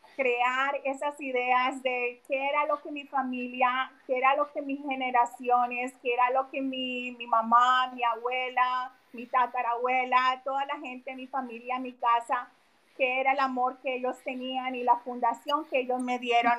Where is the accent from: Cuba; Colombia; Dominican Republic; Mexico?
Colombia; also born or lived in Philadelphia area, United States; now in United States; yo salí de vivir de Colombia hace casi 30 años. So, llevo mucho tiempo acá, pero mi familia que está allá